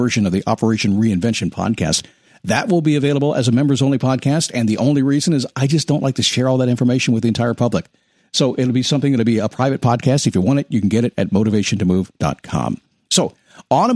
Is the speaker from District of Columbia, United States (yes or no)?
yes; Washington, District of Columbia, United States; I'm a son of a Navy chief, a military brat. I grew up in the Washington, D.C. area.